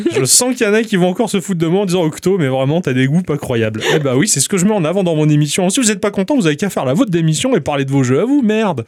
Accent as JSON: {"language": "French", "country": "France", "said": "je suis français"}